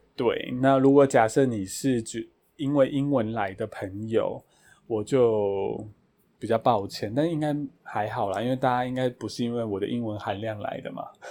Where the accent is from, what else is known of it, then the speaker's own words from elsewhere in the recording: Taiwan; 我是台湾人